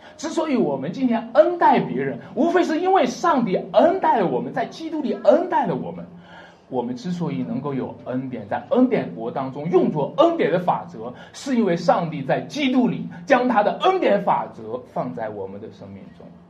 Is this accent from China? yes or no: yes; China; 我们中国人